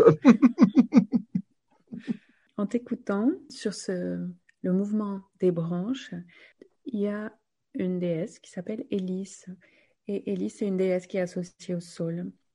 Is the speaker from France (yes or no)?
yes; Gironde, Nouvelle-Aquitaine, France; on a grandi quand même en Gironde